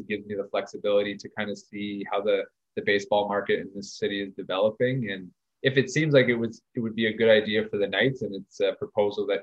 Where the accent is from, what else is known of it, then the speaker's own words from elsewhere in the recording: Ottawa, Ontario, Canada; when I was growing up in East Nepean